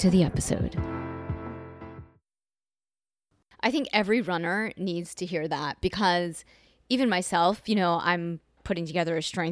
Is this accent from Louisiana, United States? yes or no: no; New York, United States; I'm from New York